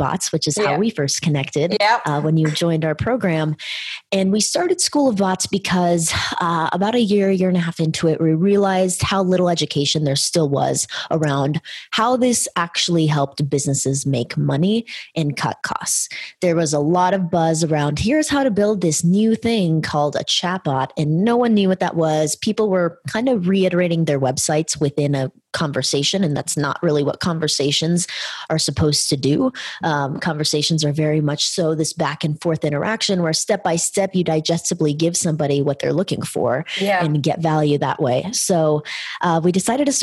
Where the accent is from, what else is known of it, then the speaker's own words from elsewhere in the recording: California, United States; We're from California.